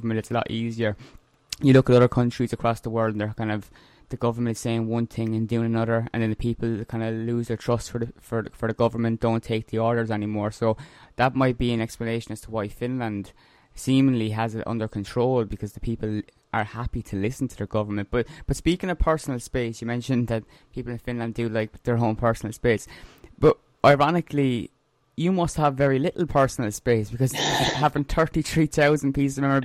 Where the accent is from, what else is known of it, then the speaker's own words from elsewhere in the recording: Ireland; I was born in Ireland, that's where I live